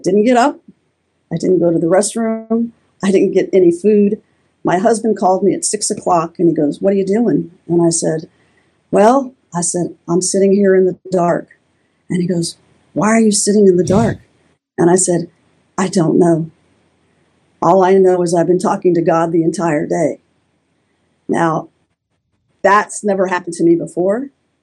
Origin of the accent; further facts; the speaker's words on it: Florida, United States; moved away as an adult; now in Tennessee, United States; I grew up in Florida my whole life